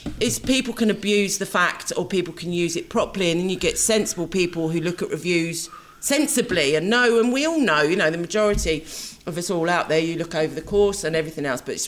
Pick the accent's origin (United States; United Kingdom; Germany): United Kingdom; England; that's something else we do as English.